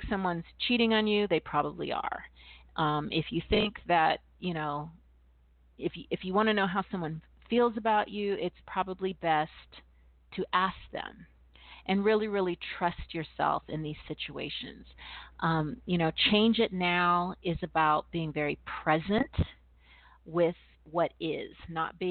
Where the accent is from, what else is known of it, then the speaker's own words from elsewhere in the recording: California, United States; also born or lived in East Coast; I'm from California, and I've also lived on the East Coast